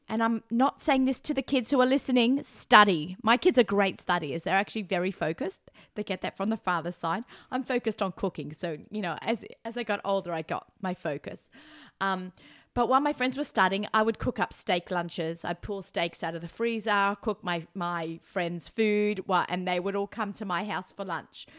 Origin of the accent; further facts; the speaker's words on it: Australia; accent: Australian; moved away as an adult; now in New York, United States; I haven't lived in Australia for 26 years. I may have the accent.